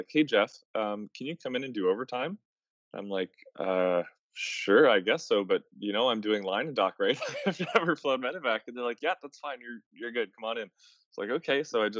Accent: Atlantic Canada, Canada; I'm not from Winnipeg. I don't live there. I'm from the East Coast, so I was commuted into work

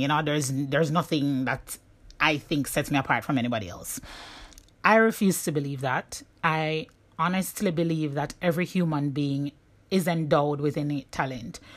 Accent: Jamaica; moved away; my journey as a Jamaican digital nomad

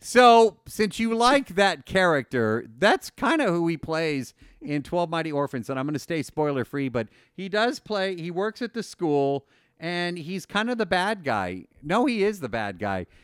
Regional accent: El Paso, Texas, United States; my family is from El Paso

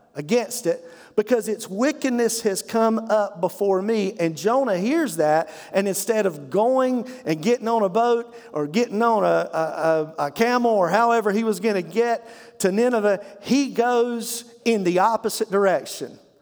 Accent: Eastern North Carolina, United States; I grew up in Eastern North Carolina

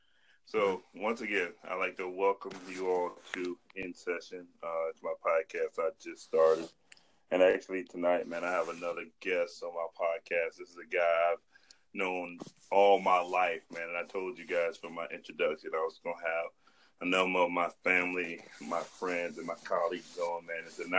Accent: Holly Hill, South Carolina, United States; I grew up in Hollow Hill, which is the greatest small town ever, man.

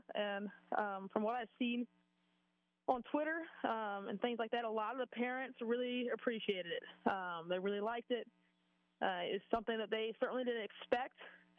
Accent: Florida, United States; I'm coming from Florida. Florida and LSU cannot seem to have a normal game whatsoever.

